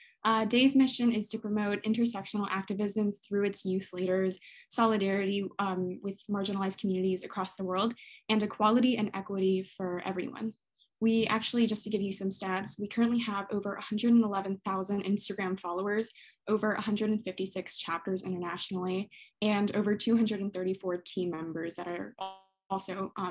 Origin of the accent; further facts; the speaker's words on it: Baton Rouge, Louisiana, United States; I'm from Benridge, Louisiana. I'm turning 17 in a month and a half.